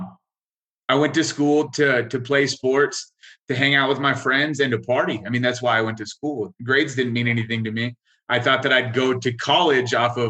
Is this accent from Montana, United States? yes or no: yes; rural northwestern Montana, United States; also born or lived in Wailuku, Hawaii / Alaska; I grew up in a town that might have had 5,000 people.